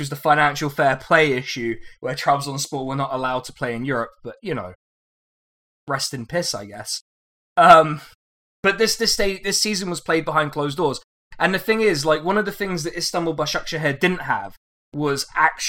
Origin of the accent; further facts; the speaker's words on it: Reading, South East England, United Kingdom; I was born in Reading.